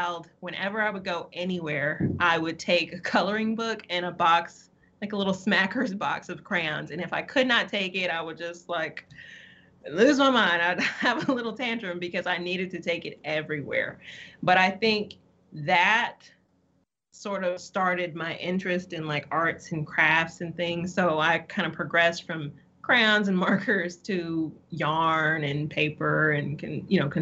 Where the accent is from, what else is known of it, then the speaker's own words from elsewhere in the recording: Utica, Mississippi, United States; also born or lived in Nebraska; I am originally from Utica, Mississippi. I spent a little bit of my childhood there before moving to Nebraska and back when I was about 12. But I spent most of my formidable years and teenage years here in Mississippi